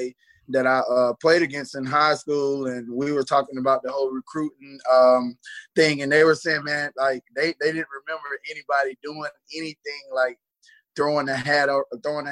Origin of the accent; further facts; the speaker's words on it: Marlboro County, South Carolina, United States; Growing up in Marlboro County, if you know about Marlboro County, it's such a country environment, and it's everybody's home